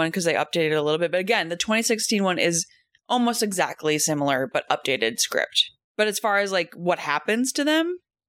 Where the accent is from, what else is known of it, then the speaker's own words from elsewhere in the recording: Minnesota, United States; I'm from the Midwest, grew up in Minnesota. In the cities, but I would go up north all the time to see my grandparents